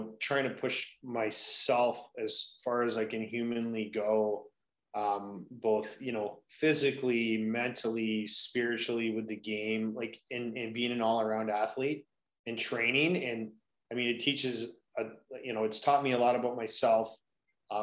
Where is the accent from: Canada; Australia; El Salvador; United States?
Canada; Kitchener, Ontario; So I grew up in Kitchener, Ontario.